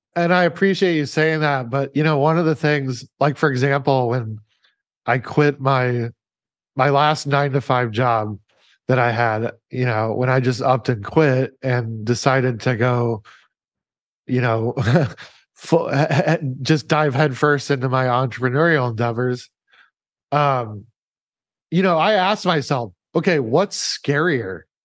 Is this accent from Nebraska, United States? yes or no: yes; Omaha, Nebraska, United States; moved away; I was living in, in Omaha, Nebraska at the time, by the way, which is my hometown